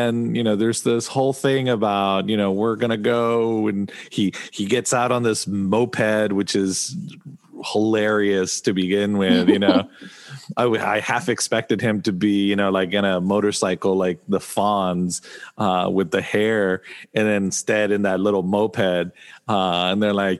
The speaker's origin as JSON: {"language": "English", "country": "Argentina", "tie": "born or raised there", "said": "growing up in Argentina"}